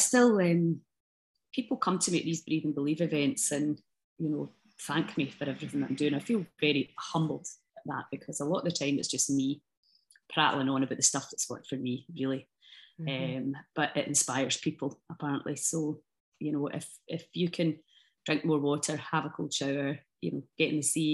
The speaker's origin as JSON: {"language": "English", "region": "Scotland", "country": "United Kingdom", "said": "I love being Scottish. I love the Scottish people"}